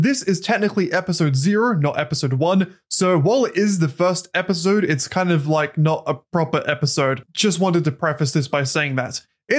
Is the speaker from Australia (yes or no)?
yes; Australia; I think one of the biggest dynamics is that I'm Australian. … is American, so that's going to be a little bit of a back and forth there.